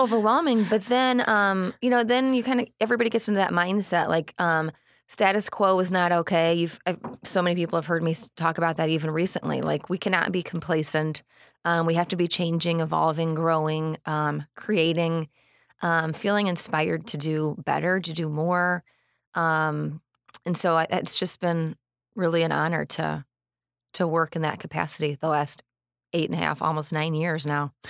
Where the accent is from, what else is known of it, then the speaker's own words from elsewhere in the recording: Onarga, Illinois, United States; moved away as an adult; also born or lived in West Suburbs of Chicago, Illinois; now in Manteno, United States; I grew up in Anarga, so just about thirty minutes south of here when, you know, Iroquois West, alma mater